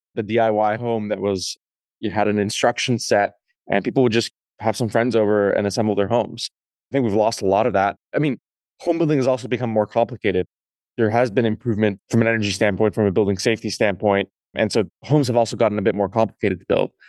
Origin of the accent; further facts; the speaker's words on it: Canada; I grew up in Canada